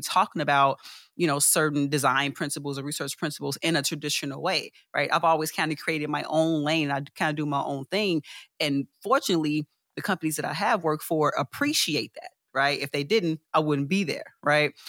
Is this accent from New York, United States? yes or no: no; Chicago, Illinois, United States; born and raised in Chicago